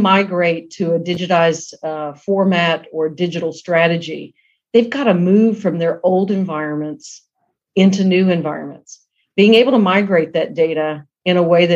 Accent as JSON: {"language": "English", "region": "South Georgia", "country": "United States", "tie": "born or raised there", "said": "I came from the South, grew up in South Georgia, and we're very scrappy people"}